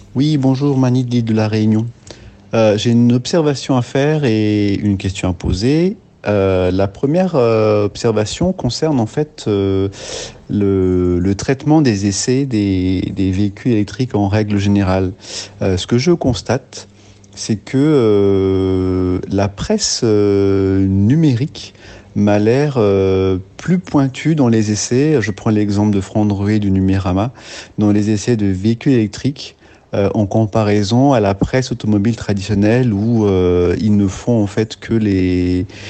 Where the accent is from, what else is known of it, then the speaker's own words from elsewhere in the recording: France; ici chez nous en France